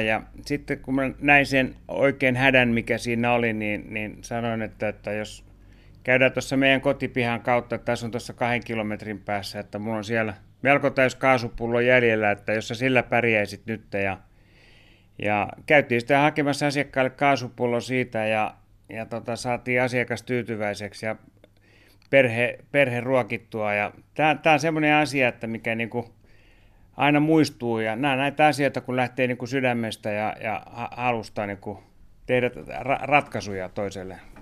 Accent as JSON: {"language": "Finnish", "town": "Helsinki", "region": "Uusimaa", "country": "Finland", "also_born_or_lived": "Malmi, Helsinki / Pukinmäki, Helsinki", "said": "mä oon itse Pakilasta aikoinaan lähtenyt ja vanhemmat oli yrittäjänä eh, Malminessolla ja, ja siellä on paljon vietetty aikaa ja Malmi tuli semmoiseksi kotialueeksi"}